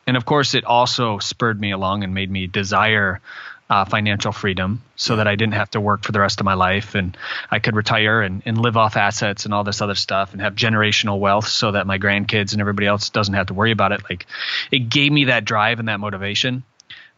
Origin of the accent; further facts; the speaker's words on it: Michigan, United States; growing up in Michigan and living in a really small town